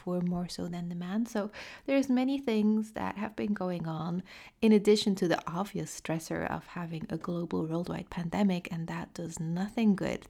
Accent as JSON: {"language": "English", "country": "France", "accent": "French", "said": "using my French accent"}